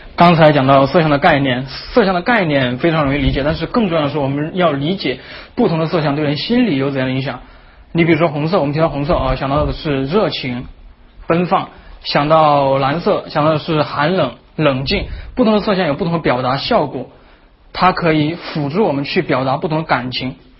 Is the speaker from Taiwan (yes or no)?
no; southern China, China; accent: southern; 作为一个南方人呢，这还是有一点悲剧，那就是南方人经常呢和了不分，边音和鼻音不分。